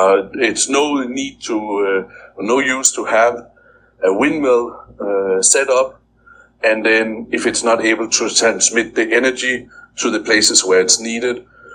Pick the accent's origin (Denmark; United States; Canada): Denmark; now in Philippines; I'm from Denmark